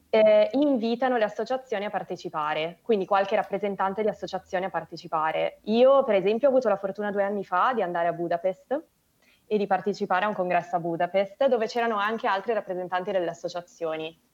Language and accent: Italian; Milan, Lombardy, Italy; sono di Milano